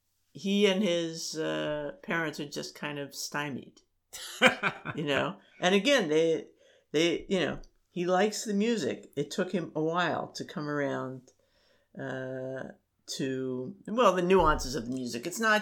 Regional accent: Maryland, United States; Because I grew up in Maryland.

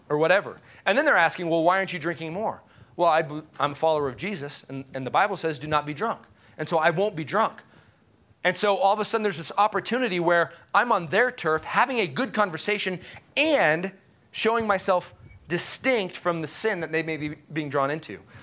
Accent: United States; as an American

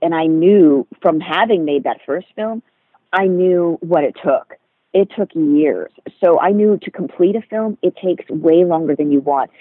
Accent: Rhode Island, United States; moved away; also born or lived in New York City; I grew up in Rhode Island, so that's obviously not a city

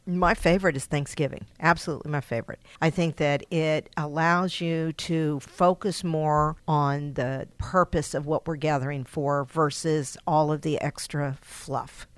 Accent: Texas, United States; moved away as an adult; I am from Texas, so I'm another Texan

